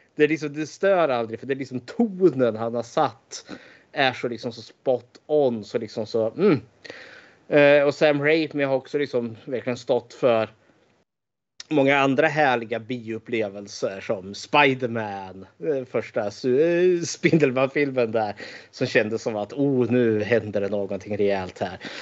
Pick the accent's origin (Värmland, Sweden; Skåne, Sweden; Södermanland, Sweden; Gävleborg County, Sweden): Södermanland, Sweden; Eskilstuna; född och uppvuxen i Eskilstuna